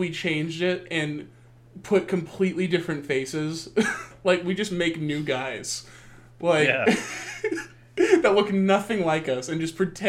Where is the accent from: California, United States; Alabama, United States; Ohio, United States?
Alabama, United States; I'm a white suburban guy from Alabama.